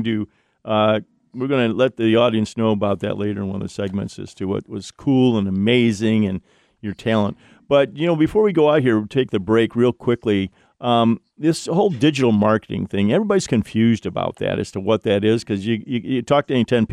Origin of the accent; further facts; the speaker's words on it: Ohio, United States; moved away; my home state, Ohio